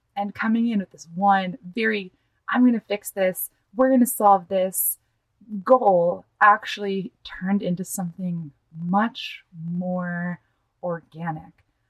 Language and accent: English; United States; accent: gringo; moved away; also born or lived in Mexico; I was living in Mexico, as functionally a white American citizen with a really good level of Spanish